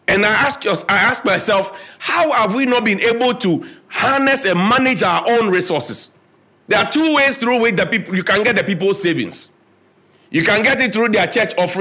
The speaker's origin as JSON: {"language": "English", "country": "Ghana", "said": "as a Ghanaian"}